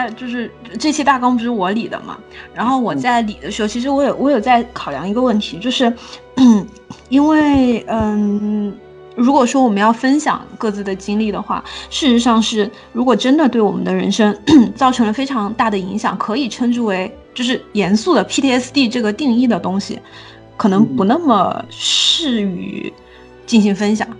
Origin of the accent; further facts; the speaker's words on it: southern Sichuan, China; 我的老家在川南地区，然后我们那边红薯非常的多